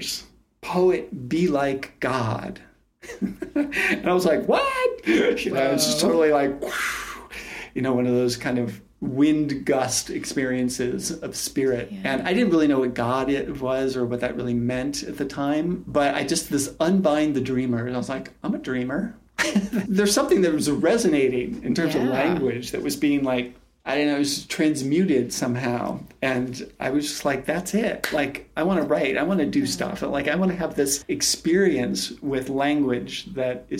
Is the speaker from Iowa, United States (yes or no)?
no; outside of New York City, United States; I grew up outside of New York City, and we used to go into the city